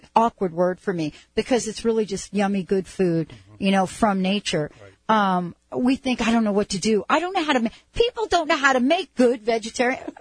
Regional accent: East Coast, United States; moved away as an adult; also born or lived in California; I was from the East Coast

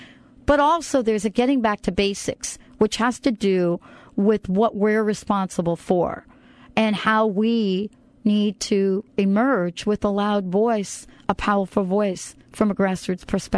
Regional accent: New York tri-state area, East Coast, United States; also born or lived in Washington State; now in Washington, United States; I happen to live in a state that is the state of Washington, for example, and I grew up on the East Coast. So there's New York, New Jersey, tri-state area I grew up in, right? But I live in Washington State now.

